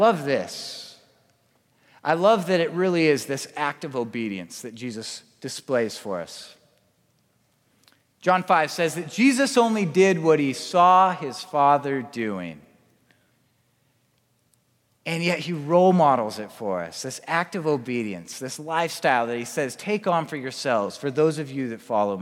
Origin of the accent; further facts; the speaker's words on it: Spokane, Washington, United States; I grew up in Spokane